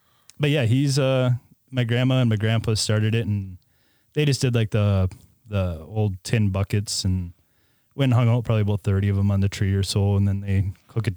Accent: Crandon, Wisconsin, United States; I was born and raised in the Crandon area here

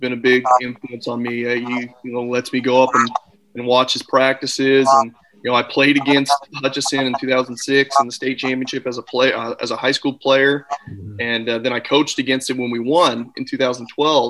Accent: Kansas City, Kansas, United States; I'm from Kansas City originally, and played at Shawnee Mission West High School

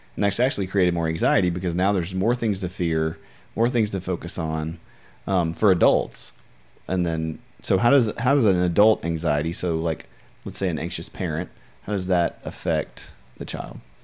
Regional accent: Louisiana, United States; my entire life of being in Louisiana, most of my life

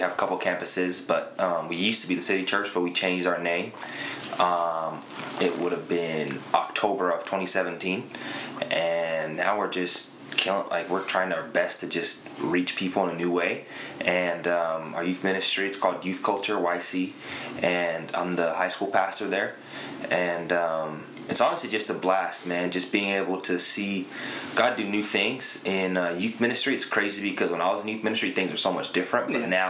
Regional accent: Zambia; also born or lived in London, United Kingdom; I was born in London, so came up here in 2003. I'm Zambian.

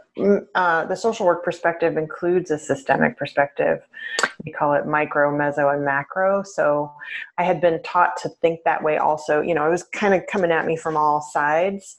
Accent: suburb of St. Louis on the Illinois side, United States; now in Portland, United States; I grew up in a suburb of St. Louis on the Illinois side

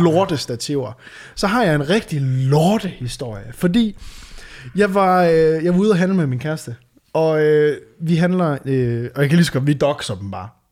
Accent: Varde, Southern Denmark, Denmark; now in Aarhus, Denmark; da jeg flytter fra, øh, fra Varde, du ved, hvor jeg, øh, hvor jeg er fra

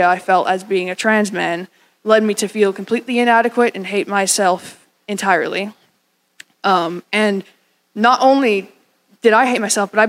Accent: Scotland, United Kingdom; moved away; I'm the son of the Scottish man, by the way. I was born in Scotland.

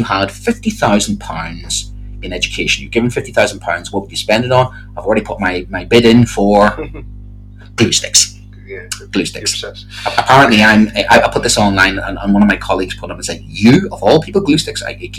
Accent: Ireland; now in England; I am from Ireland, I'm teaching in England

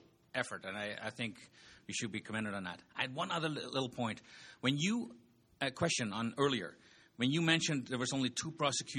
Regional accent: Netherlands; now in Lethbridge, Canada; I've been here 29 years, but I confess I was born and raised in Holland

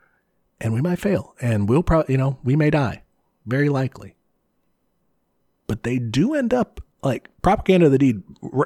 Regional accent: Ireland; I came from Ireland, you know?

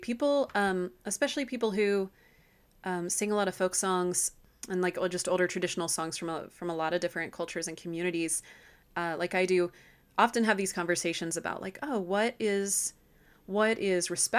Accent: Nashville, Tennessee, United States; In my background, I grew up in Nashville, Tennessee, and I grew up without being given much of a what would be classically considered a kind of Southern accent.

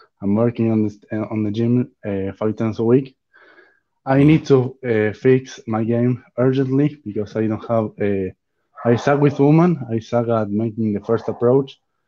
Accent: Argentina; I'm from Argentina.

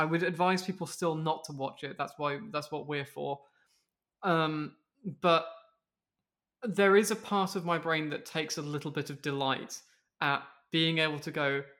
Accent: Wales, United Kingdom; I'm also Welsh. I just don't have the accent anymore.

